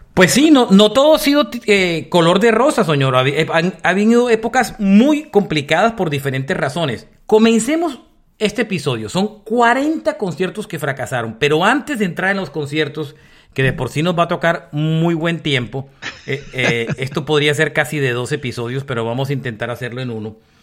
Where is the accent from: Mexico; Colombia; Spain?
Colombia; Barranquilla, Atlántico; moved away; usted y yo que somos de Barranquilla y nacimos y crecimos en Barranquilla